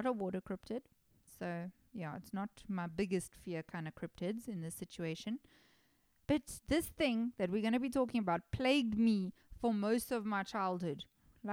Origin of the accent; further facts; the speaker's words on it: South Africa; I'm a South African person